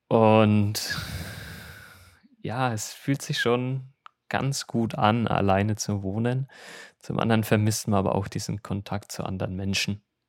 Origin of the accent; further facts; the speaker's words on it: Germany; moved away as an adult; now in Seoul, South Korea; als Deutscher